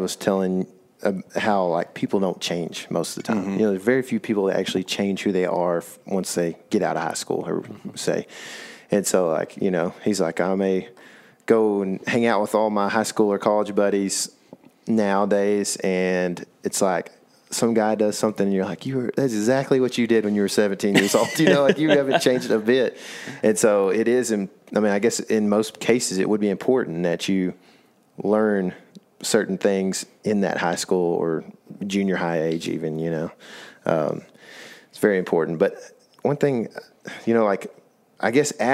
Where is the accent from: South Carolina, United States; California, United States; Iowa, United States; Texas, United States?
Texas, United States; Lake Fork; We grew up in bass capital of the world, pretty much.